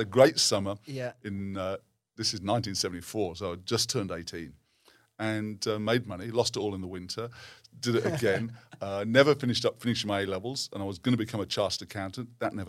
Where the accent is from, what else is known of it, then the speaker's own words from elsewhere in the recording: Bournemouth, South West England, United Kingdom; And so I grew up around that in Bournemouth on the south coast of England.